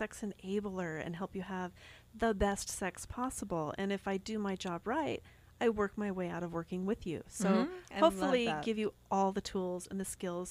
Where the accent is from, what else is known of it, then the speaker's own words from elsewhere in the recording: California, United States; also born or lived in Long Beach, California / Salt Lake City, Utah / Payson, Utah / Goshen, Utah; now in Utah, United States; I grew up mostly in California. We moved out to Salt Lake City for a few years.